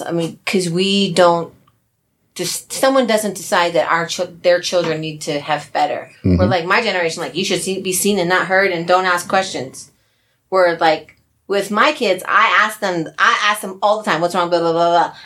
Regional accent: New Jersey, United States; I'm from Jersey

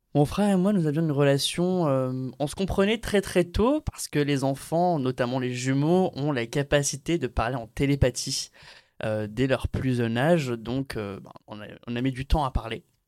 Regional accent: Béziers, Occitania, France; also born or lived in Aix-en-Provence; je suis né à Aix-en-Provence et puis de suite après, je suis allé dans une ville de province qui s'appelle Béziers. J'ai grandi là-bas

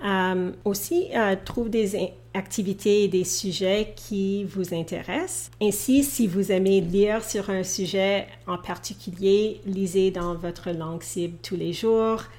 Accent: Edmonton, Alberta, Canada; first language English; French is a second language; also born or lived in Thunder Bay, Ontario, Canada; Thunder Bay, dans la province de l'Ontario, au Canada. Mes parents sont originaires du Sri Lanka. Alors, eux, ils parlent deux langues différentes. Mon père parle le tamoul et ma mère le singalais, mais nous parlions l'anglais à la maison. Alors que j'ai eu quatre ans et demi, nous avons déménagé à Edmonton, qui est dans une autre province au Canada, l'Alberta

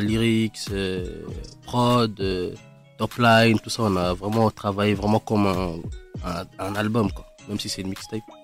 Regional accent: Kinshasa, DR Congo; J'ai grandi au Congo, Kinshasa

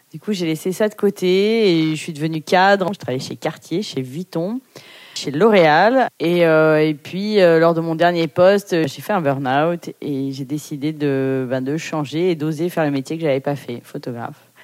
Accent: Paris, Île-de-France, France; je suis née à Paris euh, de parents portugais, immigrés

